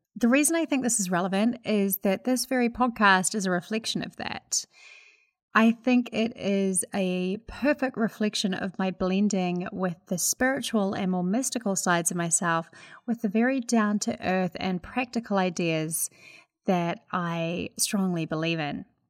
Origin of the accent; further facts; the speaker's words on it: New Zealand; accent: Kiwi; now in United States; I'm a Kiwi living in America